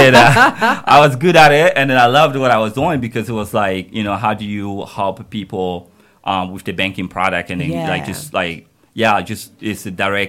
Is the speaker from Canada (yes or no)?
no; Guinea; moved away as an adult; also born or lived in United States; now in Germany; So I was born in Guinea.